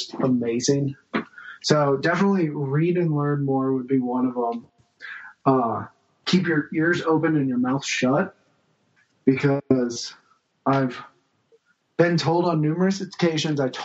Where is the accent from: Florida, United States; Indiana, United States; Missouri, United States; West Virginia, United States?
Missouri, United States; St. Louis; also born or lived in California; I was born in California, raised in St. Louis